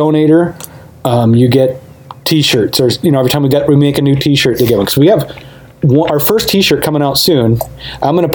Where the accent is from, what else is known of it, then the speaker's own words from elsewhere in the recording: United States; I'm American